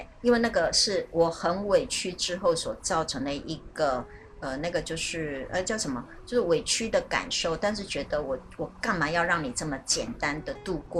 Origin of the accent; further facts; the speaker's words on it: China; 我觉得这是我们中国人常常就我们还常常会遇到。